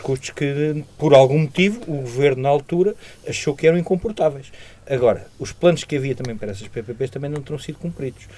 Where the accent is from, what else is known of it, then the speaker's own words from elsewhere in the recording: Portugal; como portugueses